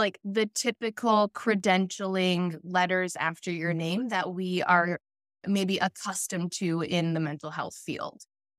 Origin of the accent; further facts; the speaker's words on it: Ontario, Canada; I'm from Ontario, Canada. For all the American followers, I actually border Detroit, Michigan. So I'm looking into Detroit right now from my bedroom. So I'm right on the border.